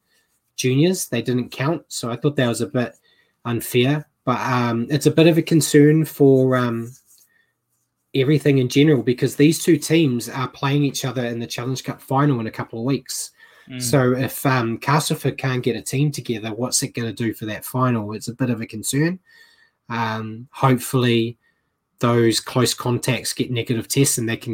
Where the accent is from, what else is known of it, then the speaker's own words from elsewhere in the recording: New Zealand; now in Australia; as a Kiwi over here